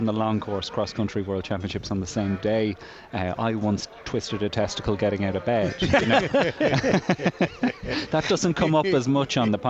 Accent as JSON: {"language": "English", "area": "the Curragh, County Kildare", "region": "Leinster", "country": "Ireland", "tie": "born or raised there", "said": "I grew up on the Curragh of Kildare, which is a HQ of Irish racing. My father was a horse trainer for many years there."}